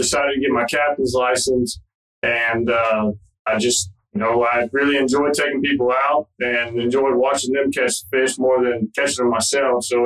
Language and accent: English; Athens, Georgia, United States; moved away as an adult; now in Panama City Beach, United States; I'm born and raised in Athens, Georgia